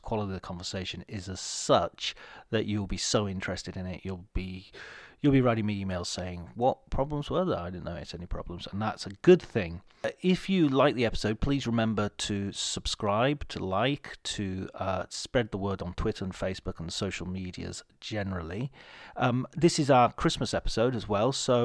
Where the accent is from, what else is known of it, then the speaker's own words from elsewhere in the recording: Cumbria, North West England, United Kingdom; moved away; also born or lived in Liverpool; I'm from Liverpool. Well, actually, I'm from Cumbria originally